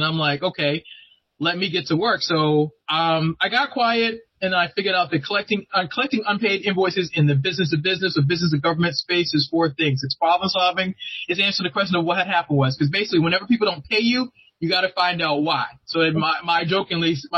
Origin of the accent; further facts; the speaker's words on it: Boston, Massachusetts, United States; now in Maryland, United States; I'm originally from Boston. I live in the great state of Maryland